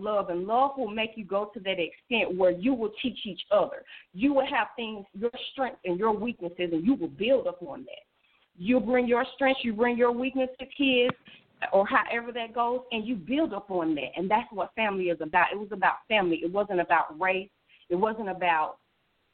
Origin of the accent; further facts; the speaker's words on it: the South, United States; we are from the South.